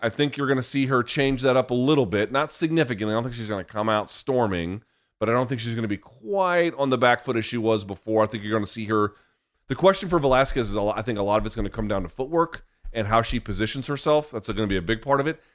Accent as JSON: {"language": "English", "town": "Washington", "region": "District of Columbia", "country": "United States", "tie": "born or raised there", "said": "here in my hometown in D C"}